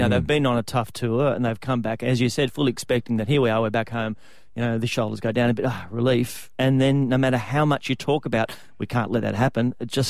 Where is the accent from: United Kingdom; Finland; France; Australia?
Australia; Newcastle, New South Wales; I'm from Newcastle.